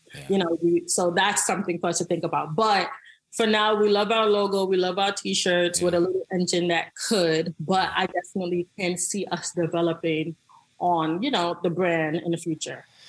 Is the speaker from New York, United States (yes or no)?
yes; New York City, New York, United States; I was from the Bronx, New York. Um, I grew up on food stamps